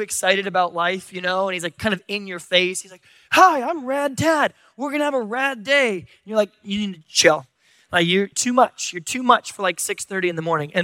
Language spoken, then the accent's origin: English; San Diego, California, United States; I'm from San Diego